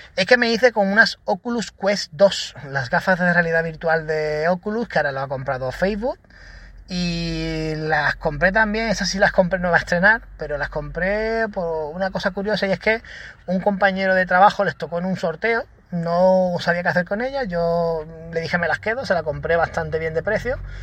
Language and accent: Spanish; Málaga, Andalusia, Spain; yo soy de Málaga